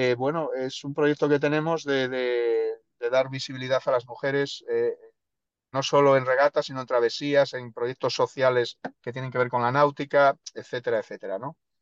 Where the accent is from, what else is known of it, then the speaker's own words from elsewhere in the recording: El Bierzo, Castile and León, Spain; moved away; also born or lived in Andalusia; yo soy del norte, yo soy del mm. Bierzo